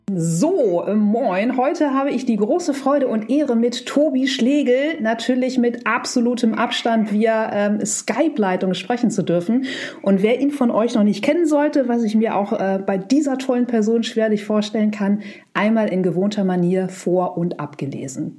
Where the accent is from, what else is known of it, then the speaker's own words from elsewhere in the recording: Buchholz in der Nordheide, Lower Saxony, Germany; ich bin ja in Buchholz in der Nordheide groß geworden. Es ist eine Kleinstadt, 30 Kilometer von Hamburg.